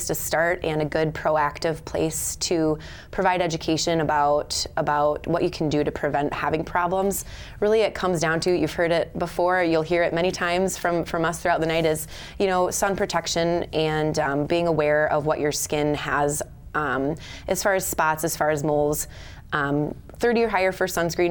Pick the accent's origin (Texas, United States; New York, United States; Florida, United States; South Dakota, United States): South Dakota, United States; Sioux Falls; moved away; I'm from Sioux Falls originally. I now work at Dakota Dermatology in Sioux Falls. Been back now for about 5 years. It's been really lovely being back where I grew up